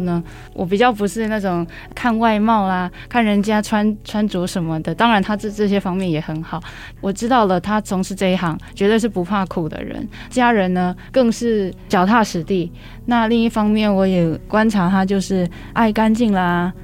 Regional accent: Changhua County, Taiwan; 我是彰化人， 彰化从事畜牧或者是蔬果中盘的家庭非常多

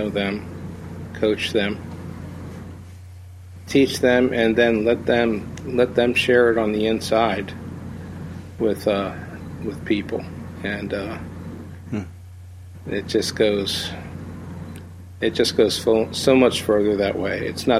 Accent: East Coast of the U.S., United States; also born or lived in Chicago area; now in Chicago, United States; We're from the East Coast of the U.S., but we have been out here

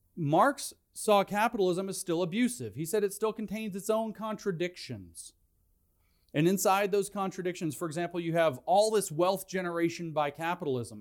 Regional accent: Tennessee, United States; I'm from Tennessee

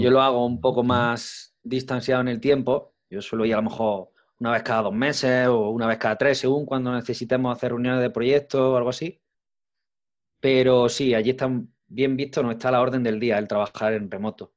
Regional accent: Arjona, Andalusia, Spain; Yo soy de un pueblo Arjona, un pueblo de la provincia de Jaén

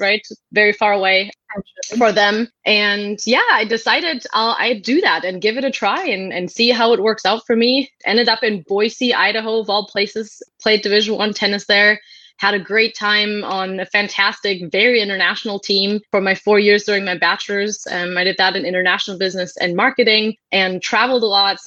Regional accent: Germany; moved away as an adult; now in Mountain View, United States; I was born and raised in Germany, and that's where all my family still is.

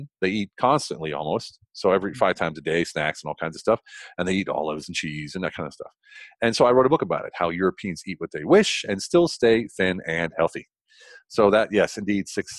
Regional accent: United States; moved away as an adult; now in Germany; I don't want to bash my home country

